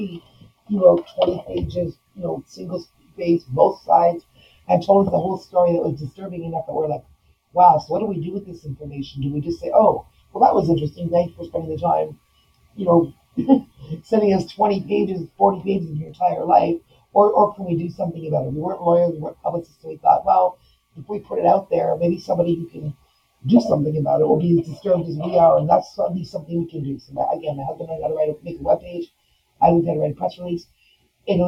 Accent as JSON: {"language": "English", "area": "near Toronto", "region": "Ontario", "country": "Canada", "tie": "born or raised there", "said": "I was home in my hometown near Toronto, Toronto, Canada"}